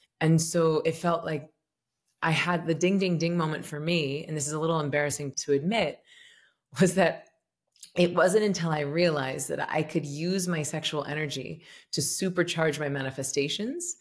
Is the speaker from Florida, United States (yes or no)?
yes; Tallahassee, Florida, United States; I'm from Tallahassee, Florida, and I was raised Southern Baptist.